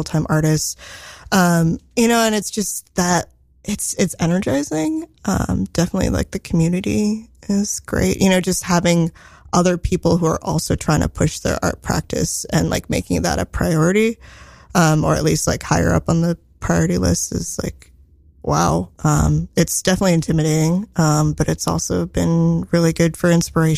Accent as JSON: {"language": "English", "area": "Silicon Valley, Bay Area", "region": "California", "country": "United States", "tie": "born or raised there", "said": "I grew up in Silicon Valley"}